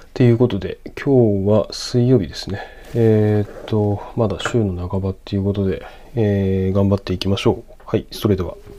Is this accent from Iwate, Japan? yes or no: no; Sendai, Miyagi, Japan; moved away; 僕仙台生まれなんですけど